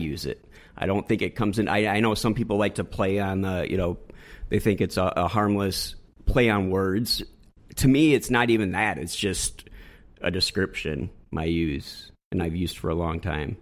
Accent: West Michigan, United States; moved away as an adult; also born or lived in Southern California; I grew up in West Michigan, and I hung out in West Michigan

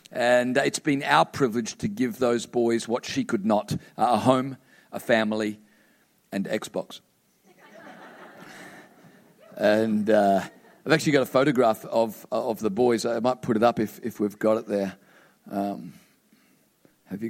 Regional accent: Queensland, Australia; I'm from Queensland. We're a little slow up there.

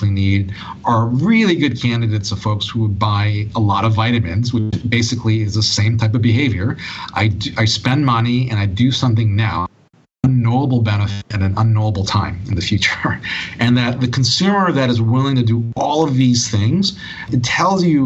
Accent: Hawaii, United States; I was born and raised in Hawaii

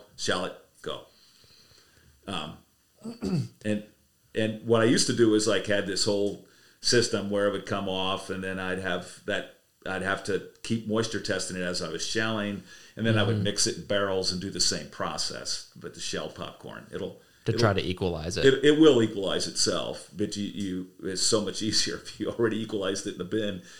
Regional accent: Ohio, United States; now in South Royalton, Vermont, United States; I grew up out in Ohio

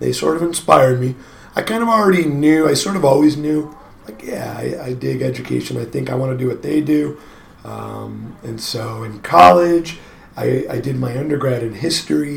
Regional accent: East Coast, United States; moved away as an adult; also born or lived in Portland, Oregon; now in Oregon, United States; I'm from the East Coast. Drove out here with friends to Oregon.

